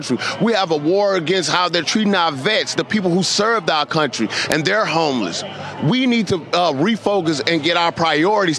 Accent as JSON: {"language": "English", "town": "St. Louis", "region": "Missouri", "country": "United States", "tie": "born or raised there", "said": "Growing up in St. Louis, Missouri"}